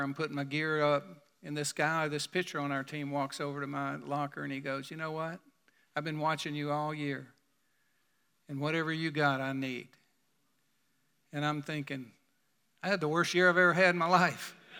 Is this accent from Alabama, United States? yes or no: yes; Birmingham, Alabama, United States; my hometown in Birmingham